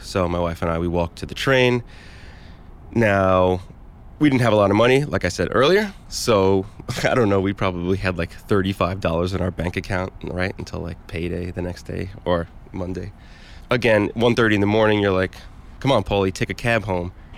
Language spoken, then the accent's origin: English; New York City, New York, United States; also born or lived in Battery Park City, Manhattan; I'm from Bensonhurst, Brooklyn. Um, so I've lived here my whole life